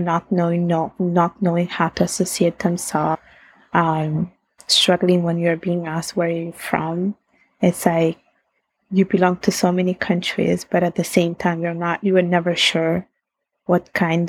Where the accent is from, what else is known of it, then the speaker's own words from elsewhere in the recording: Italy; accent: Italian; English is a second language; now in Canada; My Italian accent comes out.